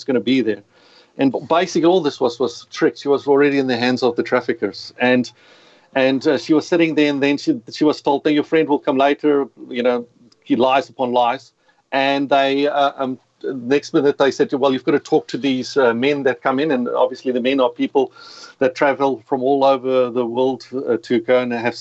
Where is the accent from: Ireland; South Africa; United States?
South Africa; accent: South African; moved away as an adult; now in Australia; as you can hear the accent, you've got to excuse it, but South African. So in case people are wondering, who is this guy? It doesn't sound Australian. I've been living in Australia for 20 years, but I've realized my accent's going to stay with me forever.